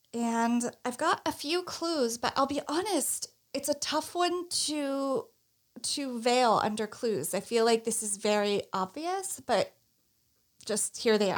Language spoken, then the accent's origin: English; Northeast, United States; I'm from the Northeast